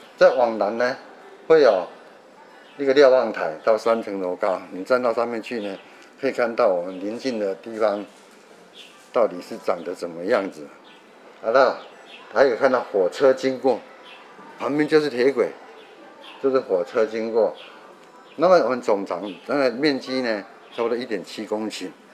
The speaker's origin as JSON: {"language": "Chinese", "region": "Tainan", "country": "Taiwan", "tie": "born or raised there", "said": "我们小时候还在这边搭火车"}